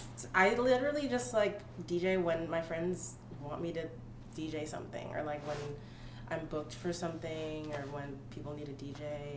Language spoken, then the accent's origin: English; Long Island, New York, United States; now in Brooklyn, United States; where I'm from, which is Long Island, which is New York, but not really. It's just like, the wackest place.